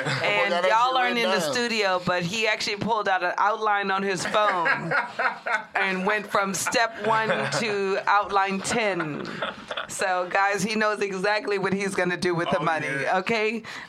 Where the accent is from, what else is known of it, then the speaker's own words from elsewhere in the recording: New Orleans, Louisiana, United States; also born or lived in Washington, D.C., United States / New York, United States; now in Los Angeles, United States; I live in K-Town, and I've also, I'm from New Orleans and D.C. and New York.